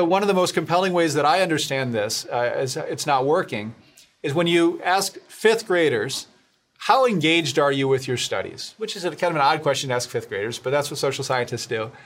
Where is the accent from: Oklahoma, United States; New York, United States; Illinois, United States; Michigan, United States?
Michigan, United States; Grand Rapids; I was from Grand Rapids. I benefited from this kind of an education from a great program in Grand Rapids, Stepping